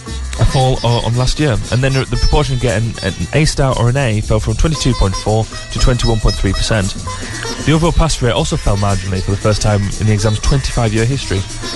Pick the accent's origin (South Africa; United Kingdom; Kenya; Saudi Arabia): United Kingdom; England; And yeah, we're English, so it's often a Z.